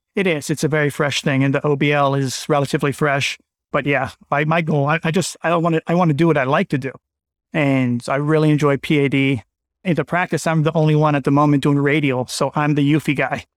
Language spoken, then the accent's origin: English; Bethesda, Maryland, United States; moved away as an adult; also born or lived in Pittsburgh / Miami; now in Winchester, United States; I'm from Bethesda, Maryland, middle-income family, Born and raised Maryland